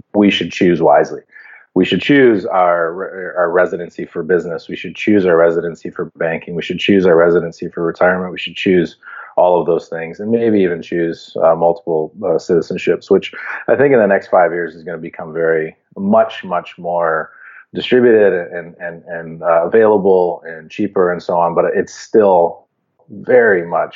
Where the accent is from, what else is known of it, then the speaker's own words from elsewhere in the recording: Canada; as a Canadian